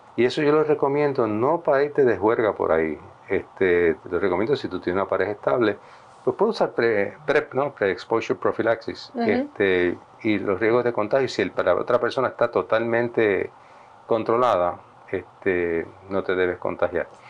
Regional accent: Puerto Rico; un buen amigo mío, que se nos criamos juntos, eh, en Flower Park, en Atorrey.

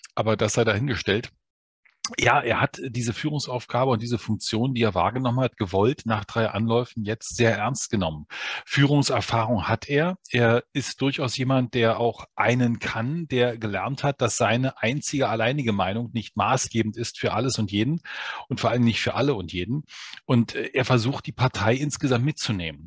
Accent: Berlin, Germany; Und ich bin Berliner, also ich lebe in diesem Brennpunkt

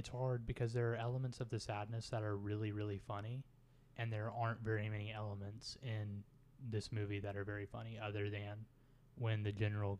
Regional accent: Kansas, United States; I grew up in Kansas.

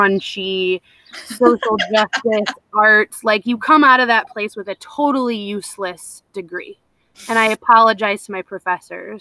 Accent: Petoskey, Michigan, United States; moved away; I grew up in Northern Michigan, in this, like, very idyllic little bubble of Petoskey area

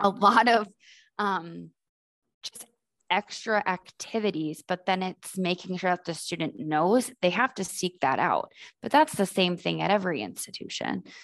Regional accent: Boston, Massachusetts, United States; moved away; I'm originally from Boston

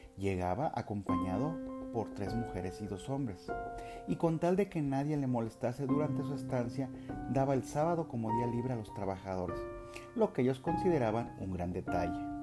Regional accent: Mexico; now in Aguascalientes, Mexico; yo soy originario de otro estado de la República Mexicana

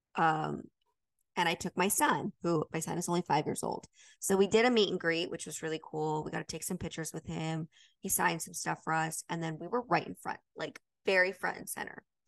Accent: Utah, United States; I grew up in Utah

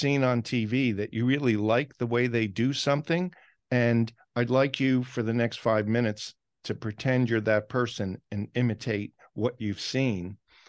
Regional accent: Maplewood, New Jersey, United States; my hometown, Maplewood, South Orange, New Jersey

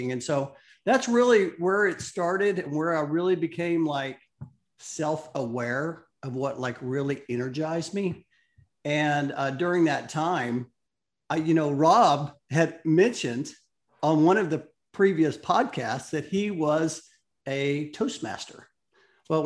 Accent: Oklahoma, United States; moved away; also born or lived in Dallas; I am from Oklahoma

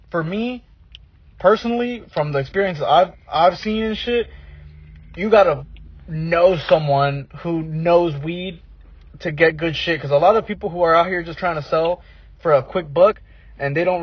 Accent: Oregon, United States; up in Oregon, bro.

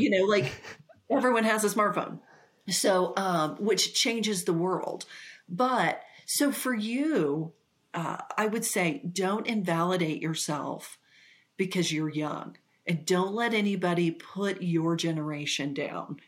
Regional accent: Ponca City, Oklahoma, United States; the place I grew up was in Ponca City, Oklahoma

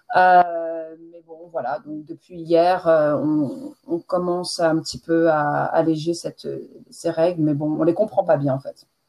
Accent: France; accent: French; moved away as an adult; now in England, United Kingdom; J'ai passé 20, ah, première, vingtaine euh, en France et maintenant ça fait un peu plus de 20 ans que je suis en Angleterre

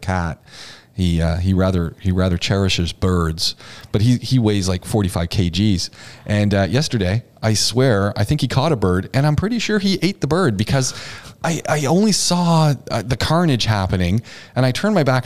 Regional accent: Ontario, Canada; moved away as an adult; also born or lived in Quebec; now in United Arab Emirates; I grew up in Ontario

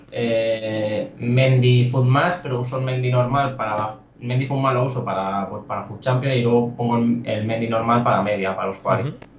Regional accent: El Vendrell, Tarragona, Catalonia, Spain; yo soy de Vendréis, soy un pueblo de Tarragona

